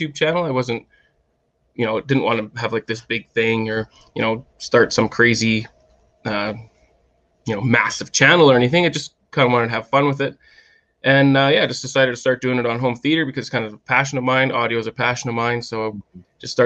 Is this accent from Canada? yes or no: yes; Canada; now in Calgary, Canada; I'm Canadian